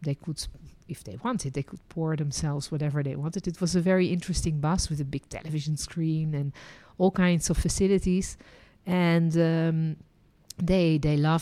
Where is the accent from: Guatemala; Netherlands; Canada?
Netherlands; also born or lived in France; now in Israel; And I was born in Holland, then lived and worked as a licensed tour guide in France, and ended my journey living and working in Israel.